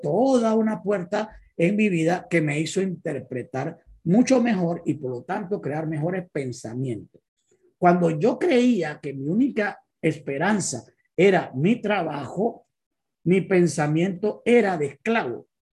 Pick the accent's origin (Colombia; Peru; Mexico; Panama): Panama; Panama City; soy de Panamá, soy médico de profesión, vengo de una familia muy pobre, somos 16 hermanos que veníamos de un barrio popular aquí en Panamá llamado Parque Febre